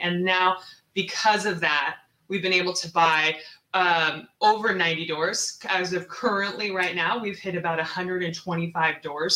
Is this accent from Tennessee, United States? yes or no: no; Seattle, Washington, United States; moved away as an adult; also born or lived in Texas; I am originally from Seattle